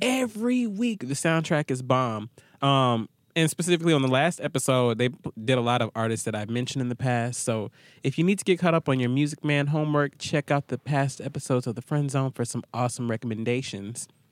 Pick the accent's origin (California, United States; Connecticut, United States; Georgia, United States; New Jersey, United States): Georgia, United States; Atlanta; I'm from Atlanta